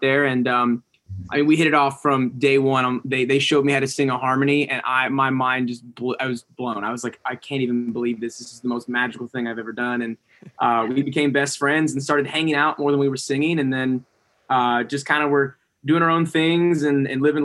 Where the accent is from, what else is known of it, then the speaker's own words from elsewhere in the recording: Raleigh, North Carolina, United States; now in Temecula, United States; I was born in Raleigh